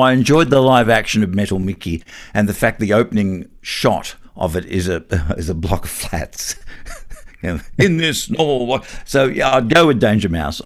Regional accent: Newcastle, New South Wales, Australia; I'm from Newcastle

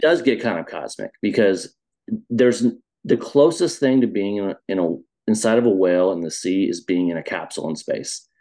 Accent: Iowa, United States; now in Chicago, United States; I was a little kid growing up in Iowa, in the center of the America

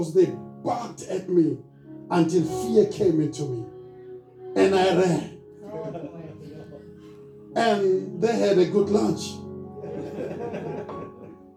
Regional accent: Soweto, Gauteng, South Africa; I'm born and raised in Soweto

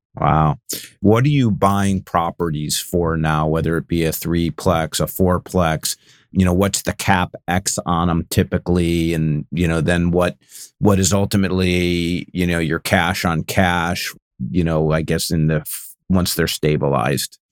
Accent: Cleveland, Ohio, United States; also born or lived in Northern California; now in San Francisco area, United States; I grew up in Cleveland, so I, I know snow

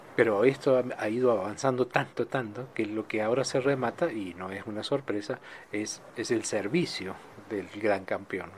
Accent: Argentina

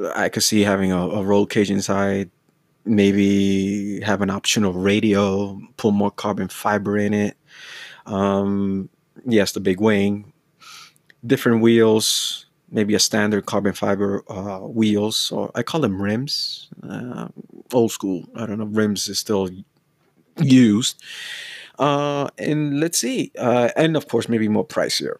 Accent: United States; I'm from the States

